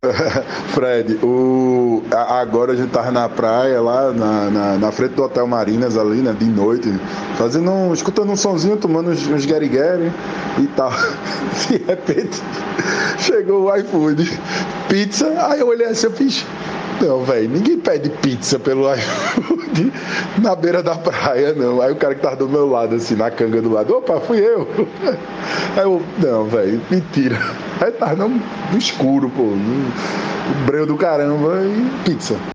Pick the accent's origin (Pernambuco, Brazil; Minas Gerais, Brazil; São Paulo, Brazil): Pernambuco, Brazil; Caruaru; also born or lived in Surubim; eu sou de Caruaru, né? Eu sou de Caruaru e Surubim, né? Minha família é de Surubim